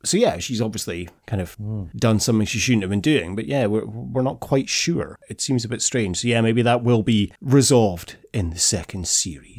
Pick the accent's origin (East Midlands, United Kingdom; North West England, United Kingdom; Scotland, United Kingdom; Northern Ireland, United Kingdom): Scotland, United Kingdom; we're Scottish